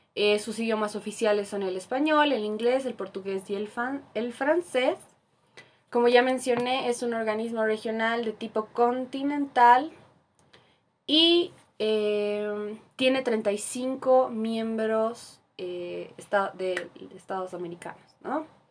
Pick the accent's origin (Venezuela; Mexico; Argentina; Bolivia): Bolivia; como boliviana en mi caso